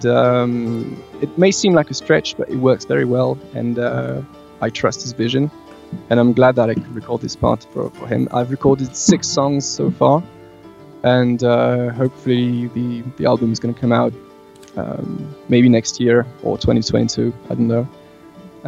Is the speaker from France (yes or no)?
yes; France; born and raised in France